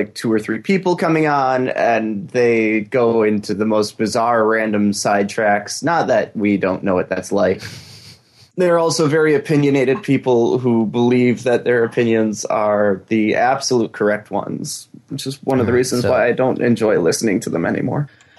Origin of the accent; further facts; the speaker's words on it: Michigan, United States; I still say I'm from Michigan.